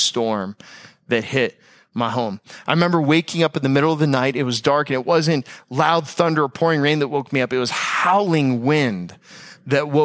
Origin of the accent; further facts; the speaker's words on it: Tampa, Florida, United States; moved away; also born or lived in Palm Beach County, Florida; I'm from Tampa Bay and from the west coast of Florida.